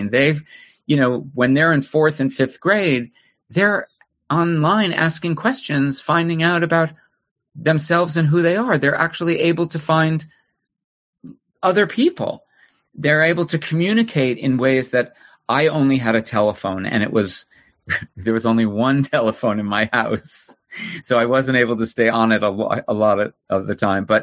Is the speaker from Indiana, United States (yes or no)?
no; New Jersey, United States; New Jersey, okay. a suburb in New Jersey.